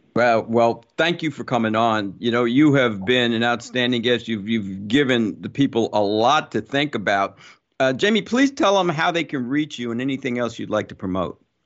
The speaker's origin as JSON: {"language": "English", "region": "New Jersey", "country": "United States", "tie": "born or raised there", "said": "growing up in Jersey"}